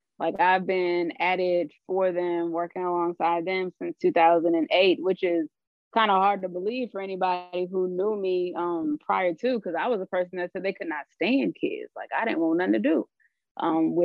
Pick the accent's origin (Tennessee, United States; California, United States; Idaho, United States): California, United States; San Diego; moved away as an adult; also born or lived in Bay Area, California; now in Richmond, United States; I'm originally from San Diego, California